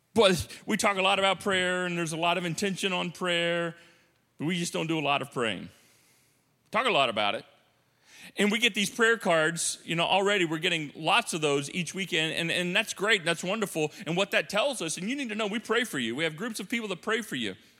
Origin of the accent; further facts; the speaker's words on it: United States; as American Christians, modern Christians